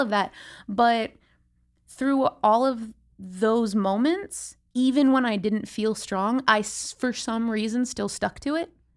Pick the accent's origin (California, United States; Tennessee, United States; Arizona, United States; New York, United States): California, United States; San Diego; also born or lived in Los Angeles; I grew up here in San Diego